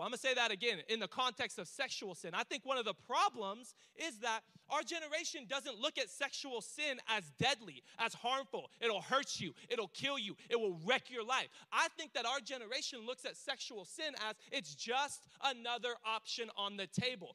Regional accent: United States; I'm American

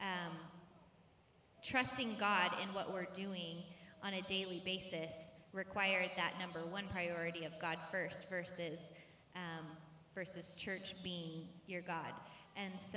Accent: Michigan, United States; moved away as an adult; also born or lived in Louisiana; now in California, United States; I was born in Michigan, and I lived about half my life in Michigan, and then we lived in Louisiana for like 3 years, and then we moved back to Michigan

